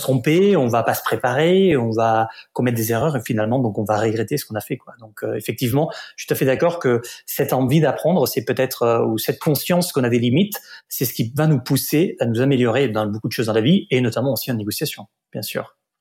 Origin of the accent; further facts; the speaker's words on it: Barcelona, Catalonia, Spain; French is a second language; moved away as an adult; also born or lived in Paris; je suis né à Barcelone, en Catalogne en Espagne